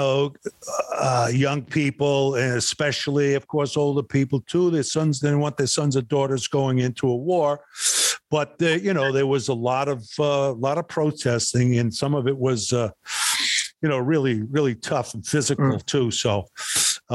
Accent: New York City, New York, United States; I was born in Brooklyn, New York

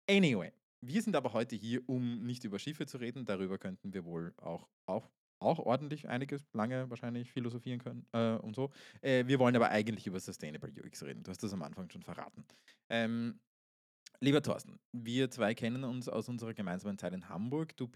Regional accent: Austria; Ich bin Österreicher, das ist furchtbar.

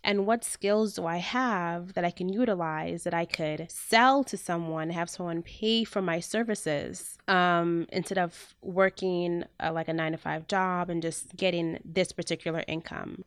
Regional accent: Jamaica; now in United States; I'm Jamaican

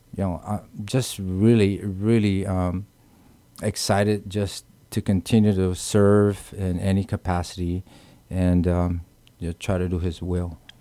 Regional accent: Guam; moved away; also born or lived in California; born and raised in Guam

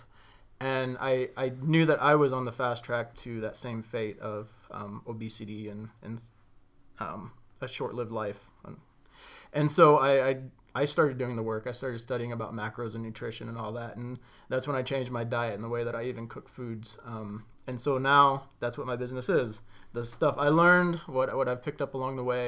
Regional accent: Greenville, United States; this is my hometown

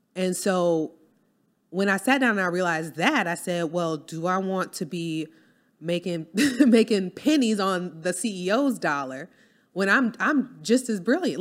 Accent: New Orleans, Louisiana, United States; moved away; I'm from New Orleans

